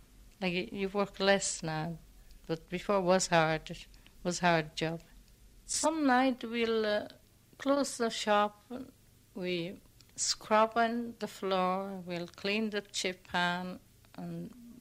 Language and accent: English; Frosinone province, Lazio, Italy; moved away; I'm from Mondartigo, provincia of Frosinone, but I'm 100 miles from Rome. It's a small village